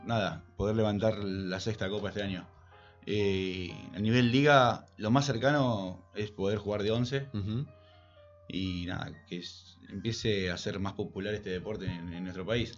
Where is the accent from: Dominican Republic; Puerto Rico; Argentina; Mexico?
Argentina; San Clemente del Tuyú, Buenos Aires Province; moved away as an adult; also born or lived in Tandil; now in Buenos Aires, Argentina; Yo soy de la costa. Así que yo empecé jugando en la costa y vine a Buenos Aires a los 19 años